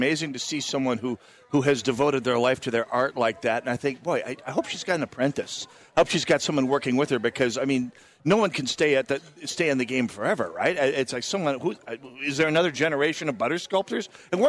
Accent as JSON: {"language": "English", "region": "North Dakota", "country": "United States", "moved": "yes", "said": "I come from North Dakota where cows are for making hamburgers out of."}